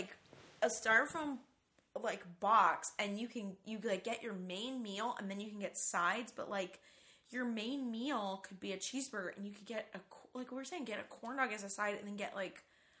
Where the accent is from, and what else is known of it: North Carolina, United States; also born or lived in California / New York